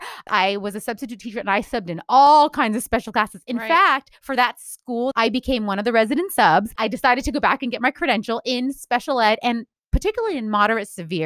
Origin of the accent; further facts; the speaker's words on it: California, United States; I am speaking as a Californian native, born and raised.